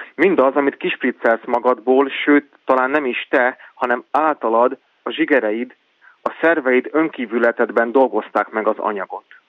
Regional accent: Senta, Vojvodina, Serbia; moved away; also born or lived in Szeged; én Zentán születtem, Zenta az egy olyan város, ahol azért többségében magyarok élnek

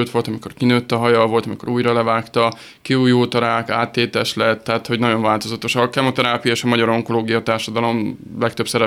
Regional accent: Hungary; 600 fős kicsi, kicsi, kicsi nagyon hagyományőrző, nagyon konzervatív pici falu. Onnan én származom, és ebbe a pici kis zsebkendőnyi faluban van egy kis kastély, amit még jó 150 éve építettek, és akkor ott laktunk öreganyámmal.

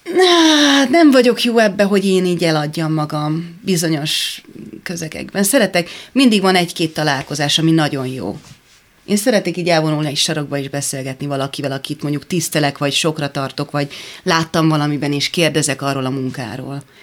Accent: Hungary; ott álltam én magyarként, ilyenkor érzem egy kicsit, hogy magyar vagyok

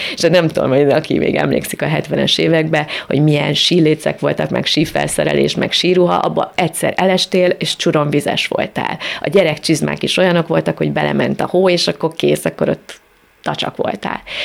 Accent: Great Hungarian Plain, Hungary; Most alföldiek vagyunk

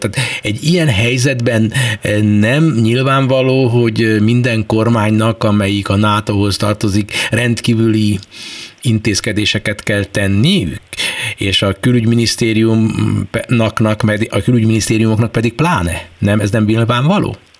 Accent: Hungary; mi magyarok vagyunk, és minket a hazánk különösképpen érdekel

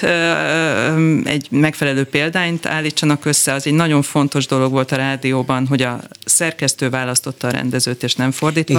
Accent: Kaposvár, Somogy, Hungary; Én Kaposváron nőttem föl

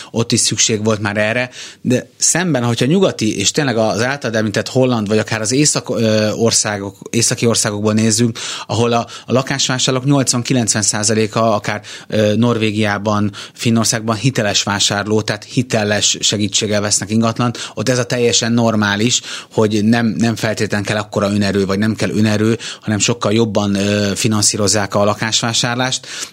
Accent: Budapest, Hungary; én Káposzás megyeren Újpesten születtem

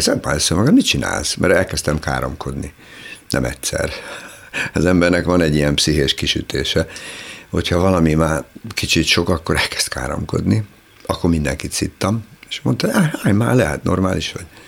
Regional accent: Lake Balaton area, Hungary; moved away as an adult; now in Budapest, Hungary; Én csodálatos helyen nőttem fel, paradicsomi helyen a Balaton partján

